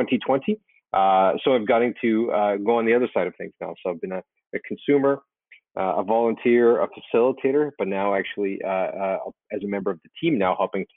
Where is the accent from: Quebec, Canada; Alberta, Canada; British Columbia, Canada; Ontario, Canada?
Alberta, Canada; Calgary; moved away as an adult; now in Toronto, Canada; I grew up in the Western Canada, in Calgary, Alberta.